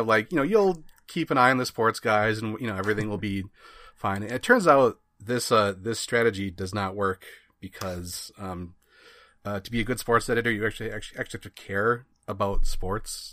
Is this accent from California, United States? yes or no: no; Wisconsin, United States; I grew up in Wisconsin where, you know, it's Packer land everywhere